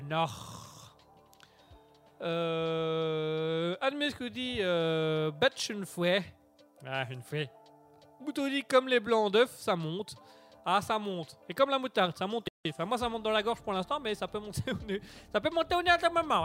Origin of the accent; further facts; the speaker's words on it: Belgium; nous sommes belges. On est belges